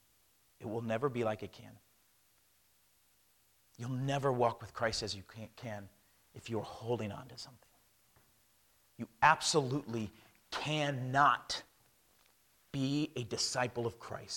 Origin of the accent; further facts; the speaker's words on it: United States; moved away as an adult; I am an American